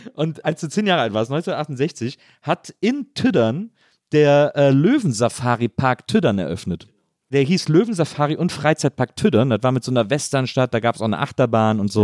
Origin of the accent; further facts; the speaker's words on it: Wesseling, North Rhine-Westphalia, Germany; aus Wesseling, zwischen Köln und Bonn